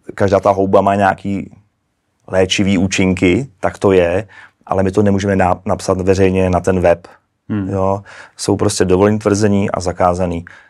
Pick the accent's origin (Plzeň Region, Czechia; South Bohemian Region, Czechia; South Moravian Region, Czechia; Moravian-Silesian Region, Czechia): South Bohemian Region, Czechia; České Budějovice; also born or lived in Prague; já jsem z Český Budějovic